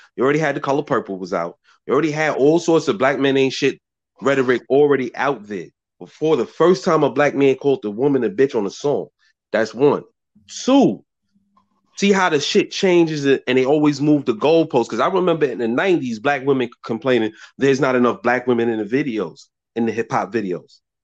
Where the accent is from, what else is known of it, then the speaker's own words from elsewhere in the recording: New York City, New York, United States; I'm from Brooklyn.